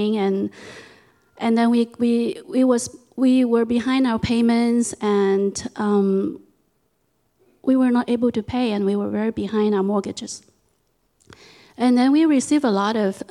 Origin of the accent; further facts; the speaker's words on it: Hong Kong; moved away as an adult; now in United States; I was born in Hong Kong, and I lived there for about 21 years before I immigrated here to the United States